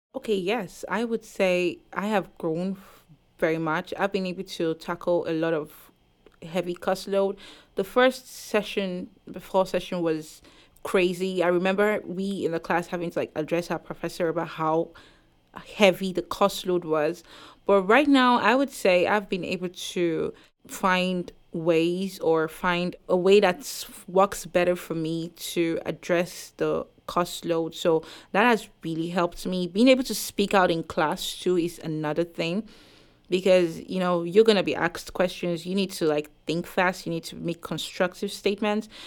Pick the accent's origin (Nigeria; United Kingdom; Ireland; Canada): Nigeria; moved away as an adult; now in Concord, United States; I came from Nigeria where we are all the same race